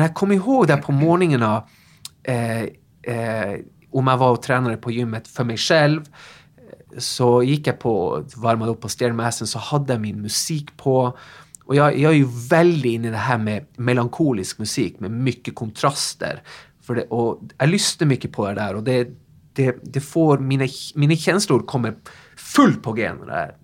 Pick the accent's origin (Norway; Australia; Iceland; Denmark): Norway; Tromsø, Troms; Swedish is a second language; moved away as an adult; now in Sweden; Ja, jag är ju eh, norsk egentligen. Jag flyttade till Sverige i 97, så jag har bott här några år. Jag är från Tromsö i Nordnorge